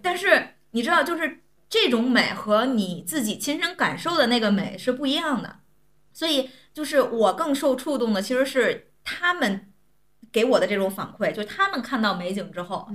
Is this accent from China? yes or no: yes; Tianjin, China; 我作为天津人